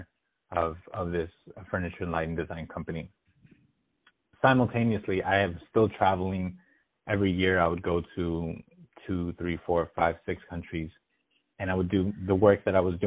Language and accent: English; United States; as an American